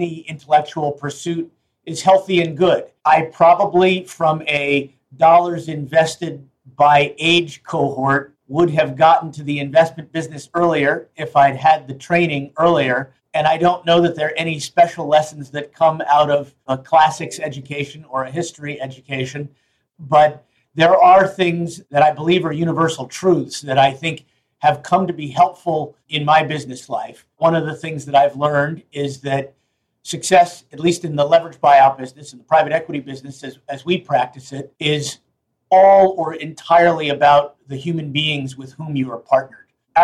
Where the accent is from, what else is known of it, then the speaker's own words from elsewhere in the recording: New York City, New York, United States; I grew up on Lower East Side of Manhattan